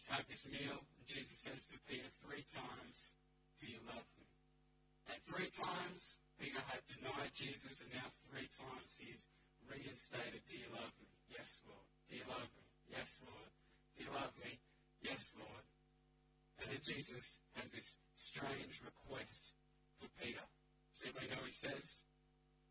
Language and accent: English; Canberra, Australian Capital Territory, Australia; moved away as an adult; now in Central Coast, Australia; I grew up, born and raised in Canberra